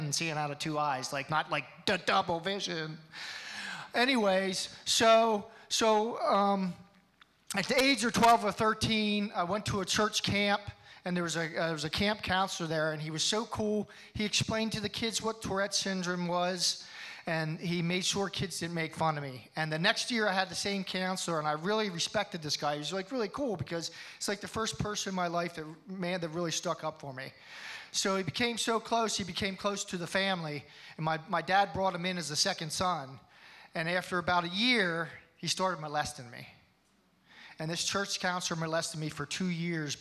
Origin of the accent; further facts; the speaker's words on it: Hershey, Pennsylvania, United States; I was born in Hershey, Pennsylvania. I was raised in a family that went to church